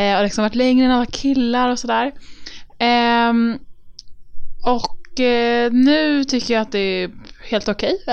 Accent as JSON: {"language": "Swedish", "town": "Stockholm", "region": "Stockholm County", "country": "Sweden", "tie": "born or raised there", "said": "I Örnsberg i Stockholm."}